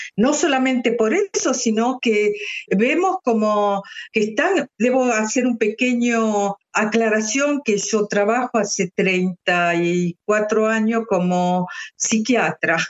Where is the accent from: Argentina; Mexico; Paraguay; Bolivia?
Argentina; now in Switzerland; mi país de origen, que es Argentina